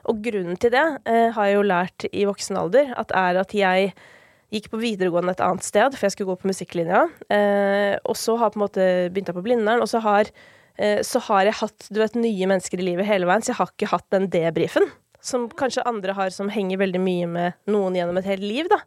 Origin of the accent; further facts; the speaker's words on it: Kolbotn, Akershus, Norway; jeg var hjemme på Kolbotn i går, faktisk, fordi det er jo flere av mine familiemedlemmer som fortsatt bor der.